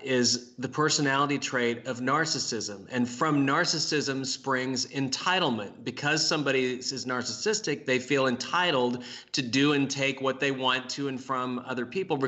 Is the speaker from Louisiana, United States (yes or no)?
no; Kansas, United States; my home state of Kansas